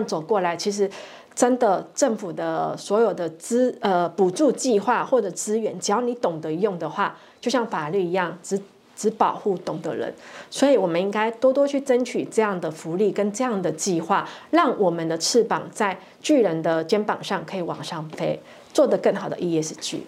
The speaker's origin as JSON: {"language": "Chinese", "country": "Taiwan", "said": "因为我们台湾人常常就是拍 say"}